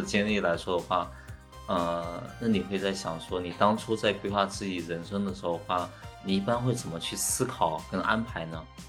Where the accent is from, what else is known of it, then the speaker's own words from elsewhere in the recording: hometown near Xiamen, Fujian, China; moved away as an adult; also born or lived in Shanghai; 我就回到了我家乡附近的厦门去求职工作